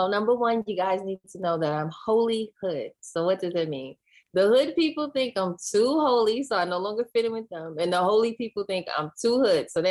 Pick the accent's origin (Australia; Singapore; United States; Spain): United States; New York City, New York; moved away as an adult; also born or lived in Georgia; I grew up in Queens, New York, went to Catholic school